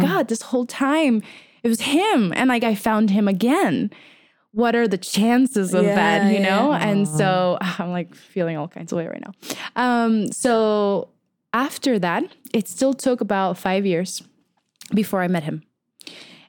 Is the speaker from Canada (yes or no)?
no; Venezuela; moved away; I grew up in Venezuela